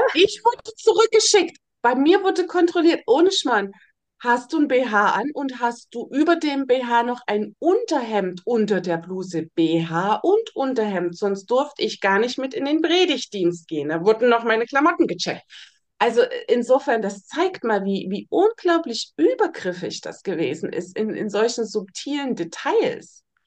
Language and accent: German; Germany; ich bin ja in der DDR aufgewachsen, im Kommunismus.